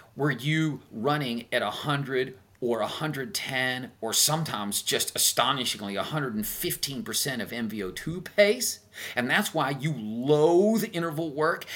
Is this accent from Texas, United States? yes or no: yes; Tyler, Texas, United States; I'm a hick from Tyler, Texas